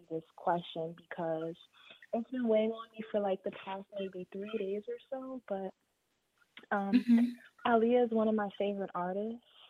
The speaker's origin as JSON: {"language": "English", "town": "Baltimore", "region": "Maryland", "country": "United States", "moved": "yes", "lives_now": "Dallastown, United States", "said": "Yeah, so I'm from Baltimore."}